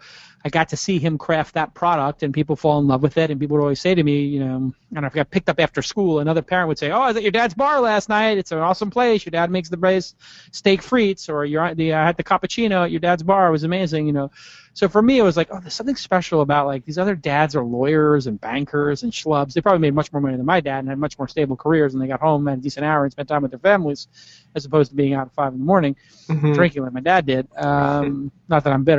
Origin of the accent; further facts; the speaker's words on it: New York City, New York, United States; I grew up in Brooklyn, an area of Brooklyn called Bay Ridge, which is in the south area, southwest